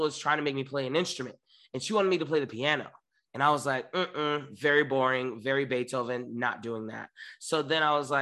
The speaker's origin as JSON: {"language": "English", "town": "Miami", "region": "Florida", "country": "United States", "tie": "born or raised there", "also_born_or_lived": "New York", "moved": "yes", "lives_now": "Los Angeles, United States", "said": "I grew up in Miami, born and raised"}